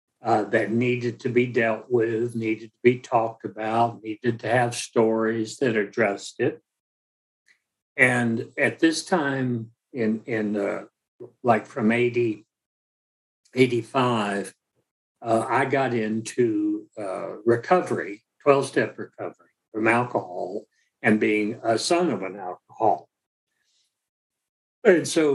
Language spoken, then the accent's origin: English; Alabama, United States; I'm from Alabama